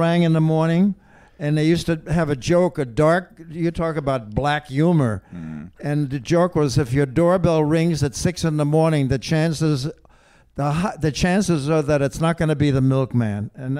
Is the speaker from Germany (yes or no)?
yes; Berlin, Germany; born there; I was born in Berlin, Germany in 1931, and that was just 2 years before the Nazis took over the country.